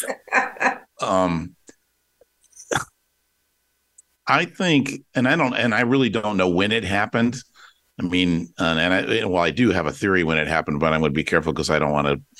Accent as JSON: {"language": "English", "town": "Detroit", "region": "Michigan", "country": "United States", "tie": "born or raised there", "said": "I grew up in Detroit in the 67 race riots"}